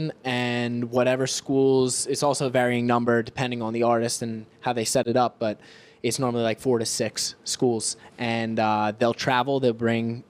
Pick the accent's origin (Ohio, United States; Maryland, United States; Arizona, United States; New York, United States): New York, United States; Long Island; I'm from Long Island, New York